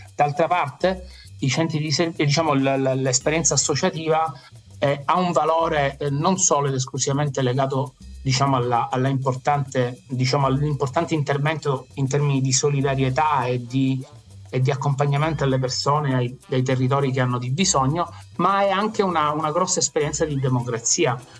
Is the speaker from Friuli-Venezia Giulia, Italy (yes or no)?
no; Messina, Sicily, Italy; qua a Messina, perché io sono di Messina